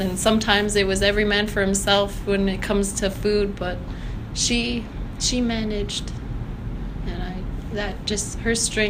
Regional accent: Kiana, Alaska, United States; moved away as an adult; also born or lived in Anchorage, Alaska; I was born here in Anchorage, but I am from Kiana, Alaska.

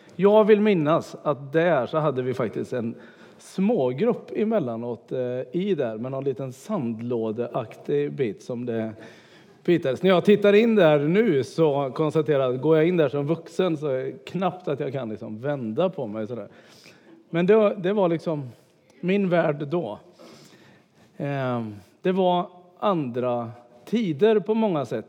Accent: Tibro, Västra Götaland, Sweden; moved away; Det här är i alla fall den församling där jag är uppvuxen, eller jag var barn här

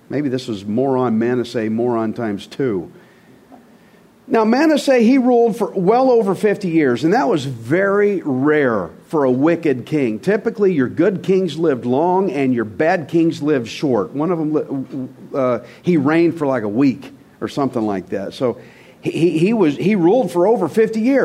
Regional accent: United States; as an American

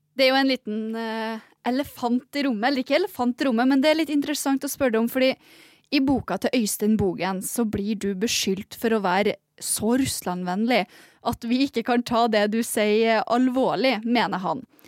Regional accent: Northern Norway, Norway; now in Kirkenes, Norway; jeg kommer fra Nord-Norge.

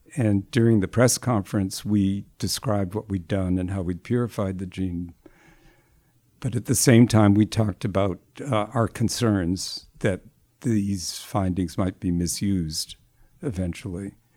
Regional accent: Newton, Massachusetts, United States; also born or lived in Cambridge, Massachusetts; I grew up in the Boston area.

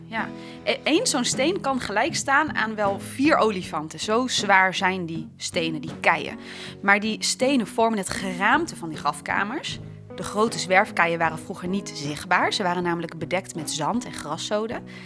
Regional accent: Drenthe, Netherlands; wij zijn allebei opgegroeid in Drenthe

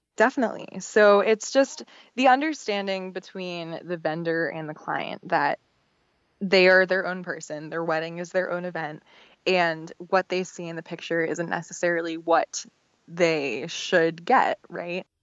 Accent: Philadelphia, Pennsylvania, United States; moved away as an adult; now in Austin, United States; I'm from Philadelphia, um, and I moved to Austin almost five years ago now.

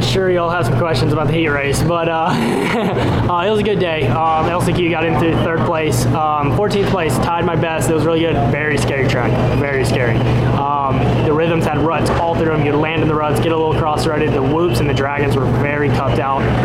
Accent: Memphis, Tennessee, United States; also born or lived in Bartlett, Tennessee; I love Memphis. It's my hometown.

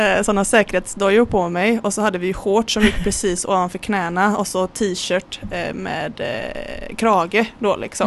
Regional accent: Kullavik, Västra Götaland, Sweden; also born or lived in Gothenburg; Uppvuxen eh, vad är det, två mil utanför Göteborg i ett litet, eh, litet eh, samhälle som heter Kullavik.

